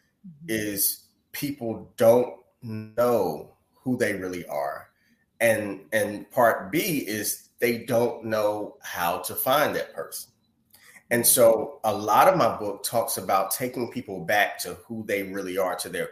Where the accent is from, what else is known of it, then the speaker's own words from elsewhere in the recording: North Carolina, United States; I was born and raised in North Carolina